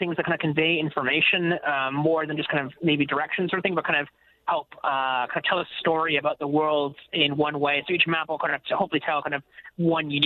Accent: Canada; now in United Kingdom; I'm a Canadian

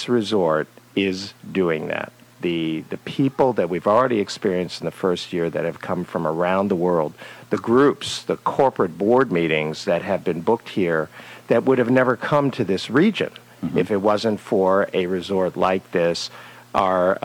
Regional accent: Washington, District of Columbia, United States; moved away as an adult; also born or lived in South Carolina / Richmond, Virginia; now in Middleburg, United States; I grew up in Washington, D.C. I grew up in downtown D.C.

